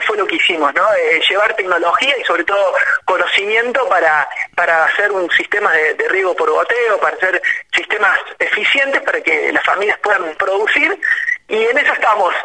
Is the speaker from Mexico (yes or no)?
no; Río Cuarto, Córdoba, Argentina; moved away; tres somos de Córdoba, somos de Córdoba.